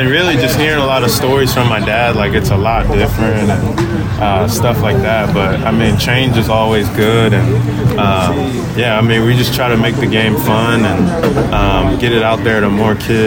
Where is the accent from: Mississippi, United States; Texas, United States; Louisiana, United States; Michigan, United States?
Texas, United States; growing up in Texas